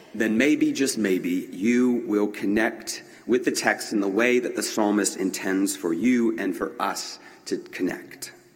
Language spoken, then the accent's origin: English; Greenville, South Carolina, United States; growing up in Greenville at John Knox Presbyterian Church in Greenville, South Carolina